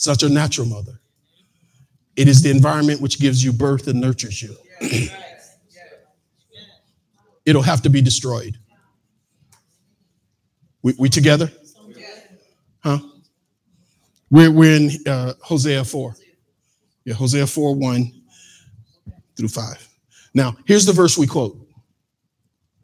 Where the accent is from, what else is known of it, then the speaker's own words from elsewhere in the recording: Mississippi, United States; I'm from Mississippi.